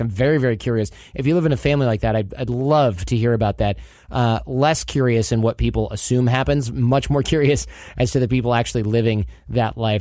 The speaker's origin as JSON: {"language": "English", "region": "Michigan", "country": "United States", "tie": "born or raised there", "said": "I grew up in Michigan"}